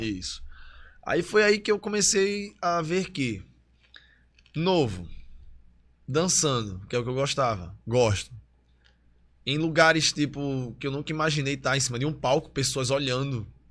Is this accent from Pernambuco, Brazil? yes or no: yes; Olinda, Pernambuco, Brazil; also born or lived in Recife; Eu nasci em Recife, mas morei em Olinda. Aí foi no bairro de Peixinhos. Aí de Peixinhos eu fui para Beberibe, e também fui criado na casa dos meus avós, que é um bairro em Olinda, Águas Compridas